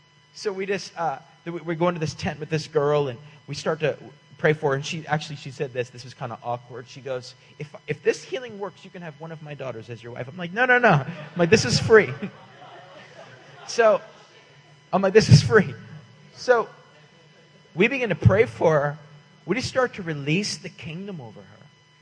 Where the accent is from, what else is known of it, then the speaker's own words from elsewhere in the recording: California, United States; And I'm like, hey, man, we're from California.